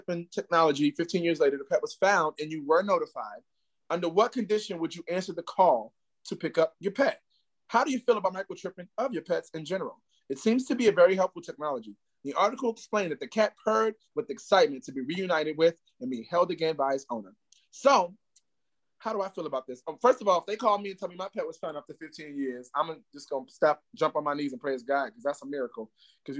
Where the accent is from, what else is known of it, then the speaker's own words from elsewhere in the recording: New York City, New York, United States; now in Atlanta, United States; I am from Harlem, New York, but I'm currently in Atlanta, GA, my second home